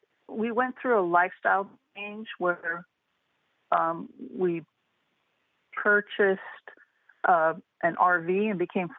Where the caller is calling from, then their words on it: California, United States; I'm calling from California.